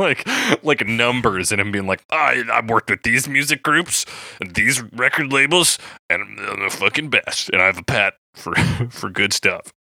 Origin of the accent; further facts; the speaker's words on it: Calgary, Alberta, Canada; I wasn't born in Calgary, but they just meant I was born in, like, the Foothills Hospital